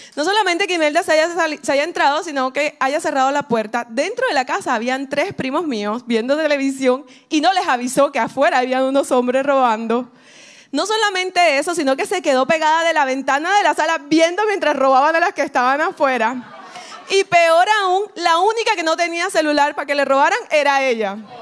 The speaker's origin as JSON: {"language": "Spanish", "region": "Caribbean coast of Colombia", "country": "Colombia", "accent": "costeño", "said": "soy colombiana. Y, dicen, bueno, ¿y por qué no hablas colombiano? Porque soy costeña"}